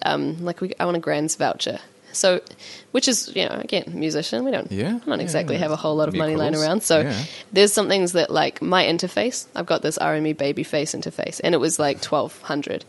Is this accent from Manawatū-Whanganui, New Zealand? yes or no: no; Auckland, New Zealand; I am from West Auckland